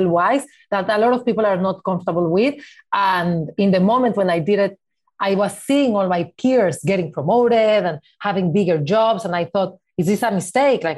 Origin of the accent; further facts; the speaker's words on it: Mexico City, Mexico; moved away as an adult; now in New York, United States; I grew up in Mexico City as part of the Jewish community in Mexico